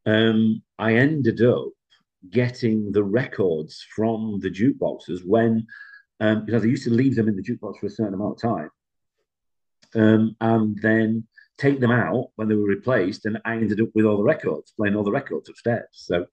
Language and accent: English; Sheffield, Yorkshire and the Humber, United Kingdom; I'm from Sheffield, Yorkshire, and my love of music is quite interesting. I was brought up in pubs